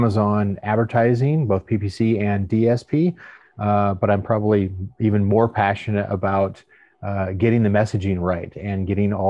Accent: outside of Portland, Oregon, United States; moved away as an adult; now in San Antonio, United States; I was born and raised outside of Portland, Oregon

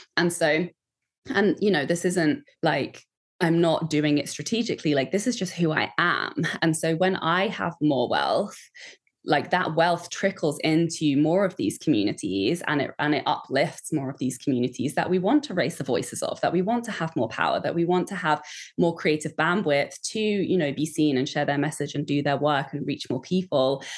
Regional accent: Kent, South East England, United Kingdom; I grew up just outside of London in Kent.

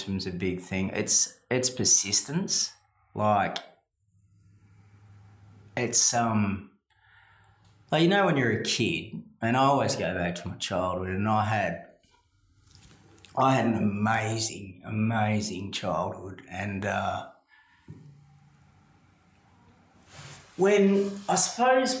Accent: Perth, Western Australia, Australia; growing up in Greenwood, surrounded by other mongrels

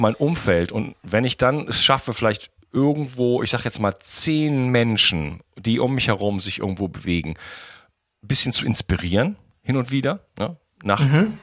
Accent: Wuppertal, North Rhine-Westphalia, Germany; now in France; Wuppertal, meine alte Heimatstadt

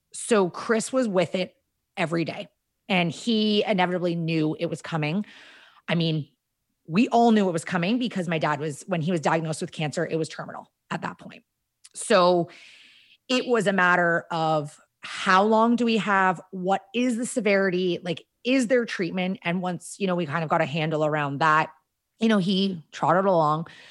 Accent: Kashagawigamog Lake, Ontario, Canada; we grew up on Kashega-Wigga Mog Lake

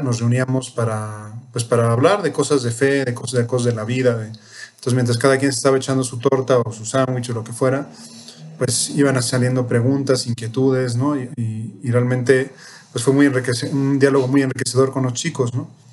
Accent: Mexico City, Mexico; also born or lived in Spain / Peru / Ecuador; Soy chilango

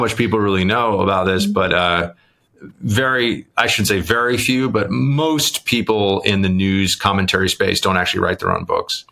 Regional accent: New York City, New York, United States; growing up in New York

